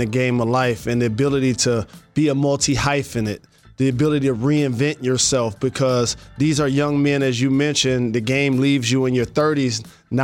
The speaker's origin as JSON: {"language": "English", "town": "Detroit", "region": "Michigan", "country": "United States", "tie": "born or raised there", "said": "my hometown, Detroit Lions."}